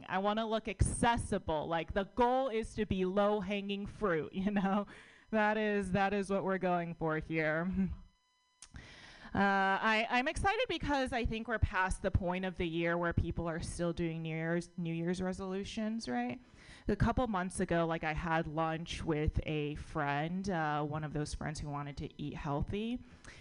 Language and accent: English; United States; born or raised there